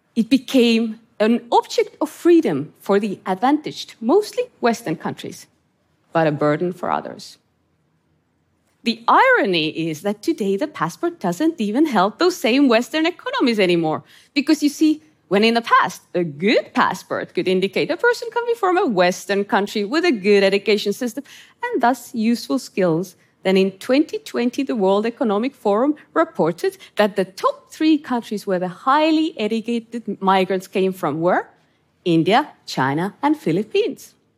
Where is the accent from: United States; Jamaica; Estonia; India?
Estonia; moved away; I grew up in Estonia under Soviet occupation